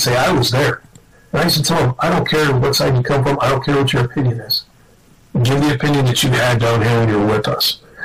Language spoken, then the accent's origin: English; Midwest, United States; moved away as an adult; I grew up in the Midwest